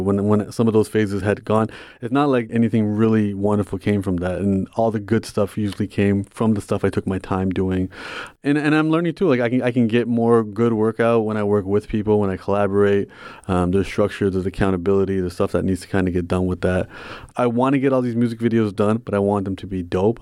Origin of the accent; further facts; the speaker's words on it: Toronto, Ontario, Canada; I'm from Toronto, so we have the ethnic diversity